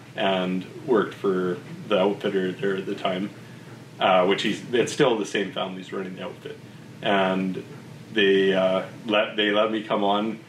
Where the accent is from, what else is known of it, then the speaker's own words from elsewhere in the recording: Vernon, British Columbia, Canada; moved away as an adult; also born or lived in Okanagan; now in Peace Country, Canada; I said I was from Vernon